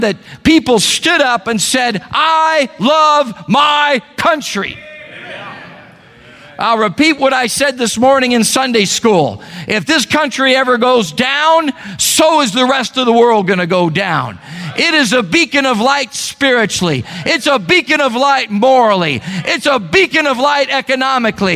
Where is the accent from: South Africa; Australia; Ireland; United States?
United States; I'm an American.